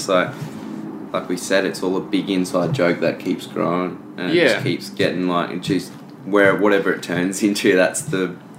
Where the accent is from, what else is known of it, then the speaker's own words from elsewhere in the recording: Tweed Heads, New South Wales, Australia; it's like the very eastern point of Australia.